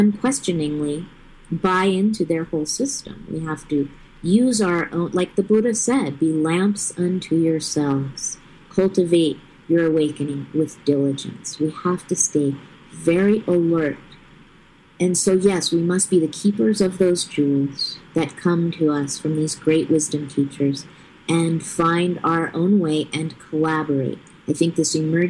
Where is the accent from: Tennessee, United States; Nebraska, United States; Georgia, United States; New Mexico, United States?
New Mexico, United States; Taos; childhood and growing up in Taos, New Mexico in the early hippie days